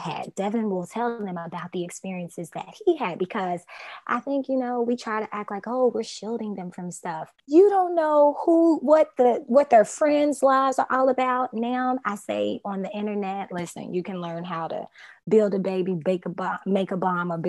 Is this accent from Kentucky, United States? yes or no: yes; Louisville, Kentucky, United States; also born or lived in Atlanta, Georgia; now in Miami, United States; I'm from Louisville